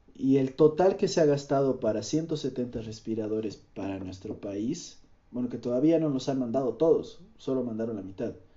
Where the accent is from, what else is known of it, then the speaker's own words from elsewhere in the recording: Cochabamba, Bolivia; soy de Bolivia, soy de Cochabamba, vivo en Cochabamba